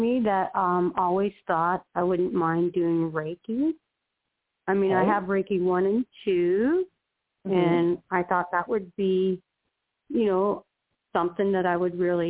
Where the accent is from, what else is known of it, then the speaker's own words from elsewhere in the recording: Arizona, United States; Hi, this is … from Arizona.